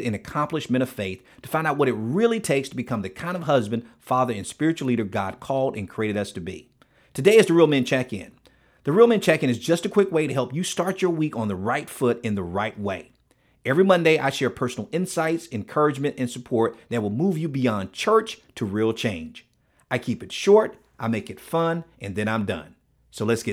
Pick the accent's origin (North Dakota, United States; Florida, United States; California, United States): Florida, United States; Miami; I'm from Miami